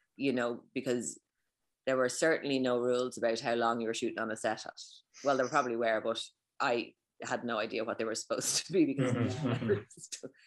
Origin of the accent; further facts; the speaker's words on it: Ireland; as someone who's Irish